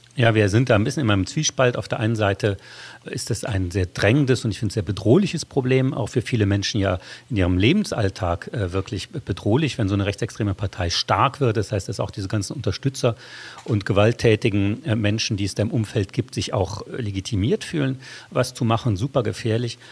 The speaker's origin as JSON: {"language": "German", "region": "Saarland", "country": "Germany", "tie": "born or raised there", "said": "meine Heimatregion, das Saarland"}